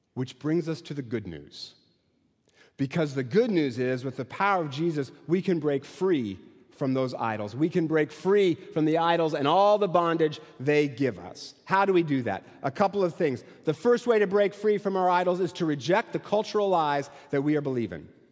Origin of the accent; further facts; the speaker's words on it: Eastern Washington, United States; I'm from Eastern Washington